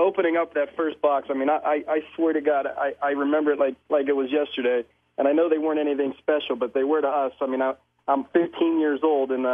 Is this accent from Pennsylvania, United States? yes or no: yes; Pittsburgh, Pennsylvania, United States; Born and raised in Pittsburgh